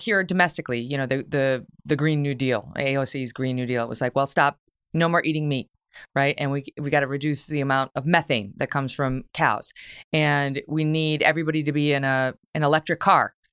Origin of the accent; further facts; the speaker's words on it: United States; I was born in America